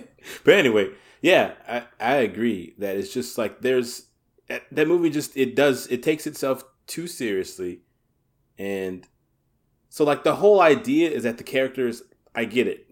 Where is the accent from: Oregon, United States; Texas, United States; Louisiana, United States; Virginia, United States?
Louisiana, United States; Southern; I grew up in Southern Louisiana